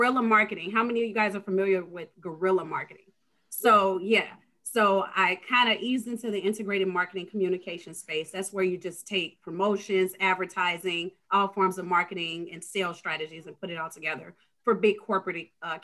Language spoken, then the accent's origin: English; Chicago, Illinois, United States; I was born and raised in Englewood. But then I lived all over